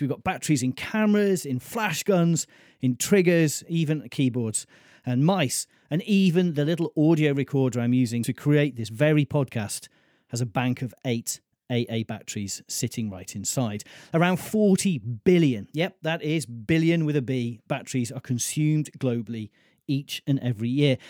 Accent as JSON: {"language": "English", "town": "Mold", "region": "Wales", "country": "United Kingdom", "tie": "born or raised there", "said": "Rydwig, which is the Welsh name for mould, my hometown."}